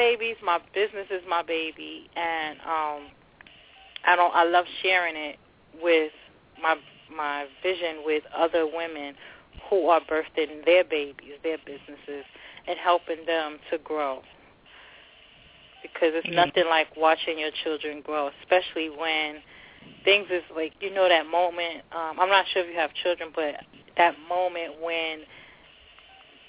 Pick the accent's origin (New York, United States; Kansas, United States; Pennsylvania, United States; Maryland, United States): New York, United States; New York City; also born or lived in Long Island City, New York / Jersey City, New Jersey; now in New York, United States; My home city, my hometown is Long Island City, New York. Raised in the Bronx and adopted by Jersey City, New Jersey.